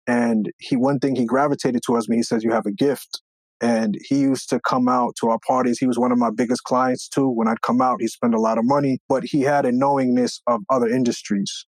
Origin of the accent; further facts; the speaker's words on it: Long Island, New York, United States; also born or lived in Brooklyn, New York; we were able to move further out east, out into uh, Long Island